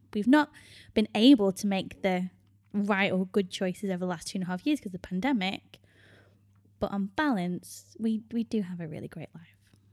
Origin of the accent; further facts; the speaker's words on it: United Kingdom; moved away as an adult; My home country is the U K